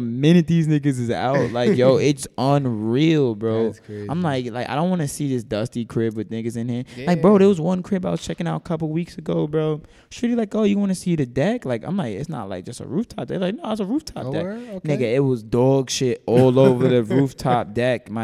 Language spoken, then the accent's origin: English; New York City, New York, United States; I'm from Brooklyn. I'm born and raised. I'm actually from here.